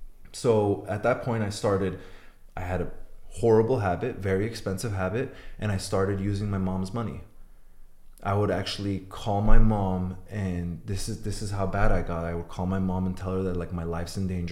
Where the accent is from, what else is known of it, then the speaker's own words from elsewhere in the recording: Iran; born there; So I'm Armenian. I was born in Iran, and we don't have a race in prison.